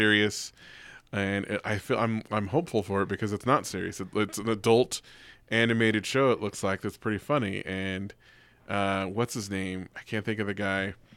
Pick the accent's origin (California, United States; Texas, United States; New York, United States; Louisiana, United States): California, United States; the Bay Area; we're all from the Bay